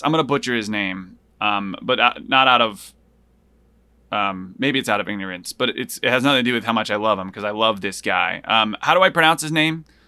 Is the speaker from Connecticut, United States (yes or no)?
yes; Hartford, Connecticut, United States; also born or lived in Buffalo, New York; I lived in Buffalo for two years when I was little, but I grew up in outside of Hartford in Connecticut